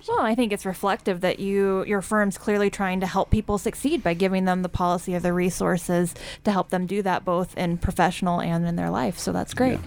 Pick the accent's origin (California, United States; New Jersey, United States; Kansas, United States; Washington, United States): Kansas, United States; now in Idaho, United States; as a Kansan